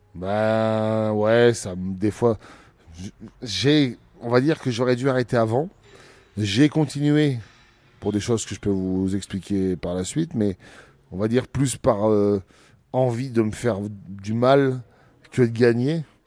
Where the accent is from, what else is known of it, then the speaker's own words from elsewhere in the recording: Abbeville, Hauts-de-France, France; Abbeville, c'est, ça restera dans mon cœur, c'est ma ville natale